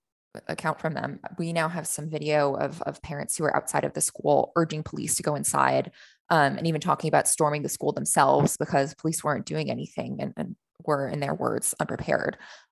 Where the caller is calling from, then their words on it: Austin, Texas, United States; I'm in Austin, Texas.